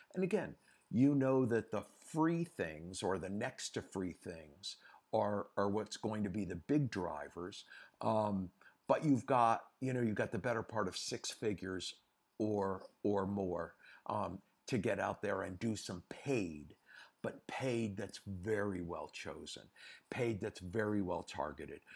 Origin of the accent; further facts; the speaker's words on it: United States; moved away as an adult; also born or lived in Europe; I'm an American, uh, by birth and by passport, but I've, after, um, Versace, I decided I wanted to stay in Europe and live in Europe